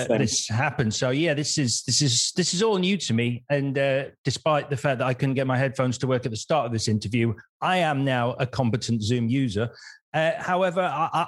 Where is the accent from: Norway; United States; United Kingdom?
United Kingdom; we are quintessentially British